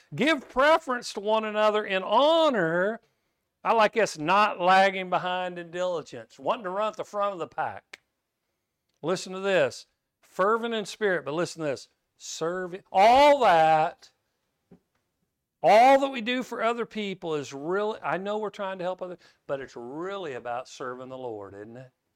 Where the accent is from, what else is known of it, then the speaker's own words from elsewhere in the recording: Kansas, United States; I grew up in Kansas